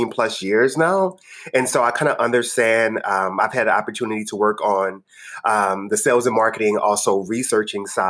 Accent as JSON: {"language": "English", "town": "New Orleans", "region": "Louisiana", "country": "United States", "tie": "born or raised there", "said": "I'm from New Orleans. I grew up in the lower Ninth Ward"}